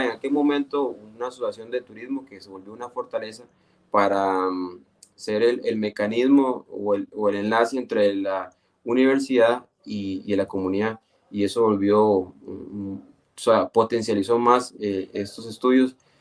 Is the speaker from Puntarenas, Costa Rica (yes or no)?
yes; Esparza, Puntarenas, Costa Rica; yo soy de Esparzo